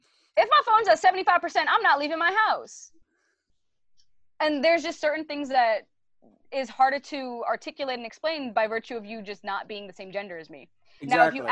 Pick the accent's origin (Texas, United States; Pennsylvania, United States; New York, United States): New York, United States; Brooklyn; I grew up in East New York, Brooklyn, right? So I speak a certain way. My accent is a certain way.